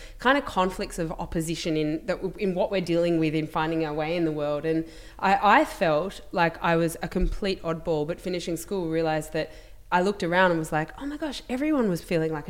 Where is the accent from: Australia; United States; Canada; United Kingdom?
Australia; Melbourne, Victoria; a 15-year-old girl in growing up in Melbourne